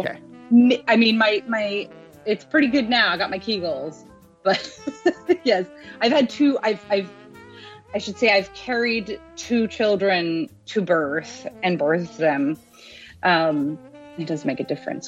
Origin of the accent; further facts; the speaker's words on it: Abbotsford, British Columbia, Canada; I grew up in Abbotsford